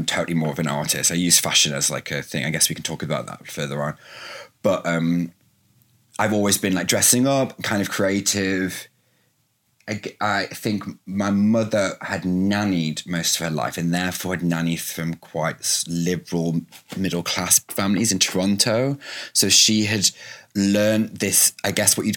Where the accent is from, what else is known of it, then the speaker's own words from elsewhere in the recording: Derbyshire, East Midlands, United Kingdom; moved away as an adult; also born or lived in London; I was straight from Derbyshire, from like working in bars